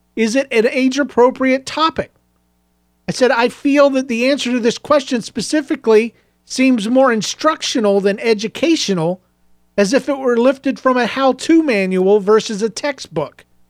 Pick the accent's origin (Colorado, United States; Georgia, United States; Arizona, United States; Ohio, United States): Georgia, United States; I was raised in Georgia